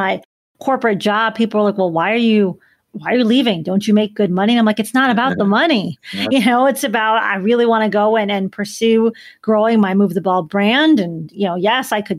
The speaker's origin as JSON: {"language": "English", "town": "Chicago", "region": "Illinois", "country": "United States", "said": "I'm from Chicago"}